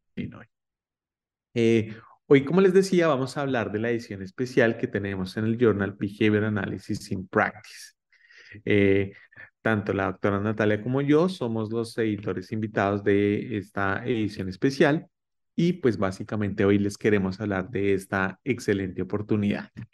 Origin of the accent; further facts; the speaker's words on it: Colombia; now in United States; yo soy colombiano y actualmente estoy en los Estados Unidos